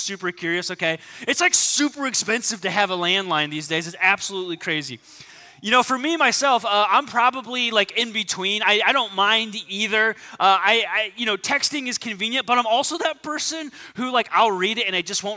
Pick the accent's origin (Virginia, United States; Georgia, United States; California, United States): California, United States; Southern; I grew up in Southern California.